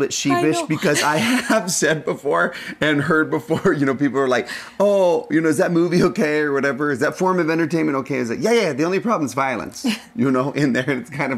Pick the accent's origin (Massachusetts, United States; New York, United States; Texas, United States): Texas, United States; I'm from Texas